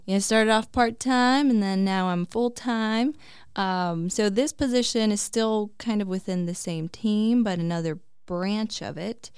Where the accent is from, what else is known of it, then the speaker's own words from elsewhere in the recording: Peoria, Arizona, United States; also born or lived in Flagstaff; it's my hometown